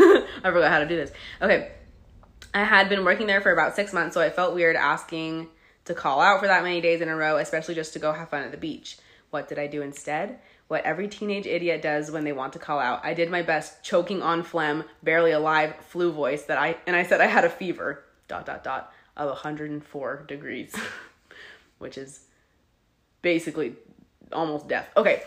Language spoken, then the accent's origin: English; Florida, United States; When I was 19, growing up in Florida, I got a job as a secretary to the vice president of an engineering company.